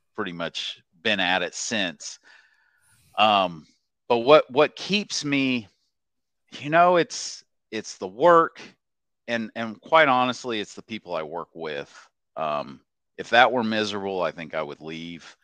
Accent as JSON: {"language": "English", "region": "Oklahoma", "country": "United States", "tie": "born or raised there", "also_born_or_lived": "Nashville / Dallas", "moved": "as an adult", "said": "born and raised in Oklahoma"}